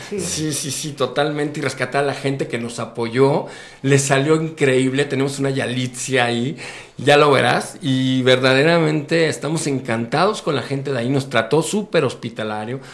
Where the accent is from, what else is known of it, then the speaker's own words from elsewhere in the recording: Mexico; Yo soy mexicano, vivo mexicano, sueño mexicano, que soy un mexicano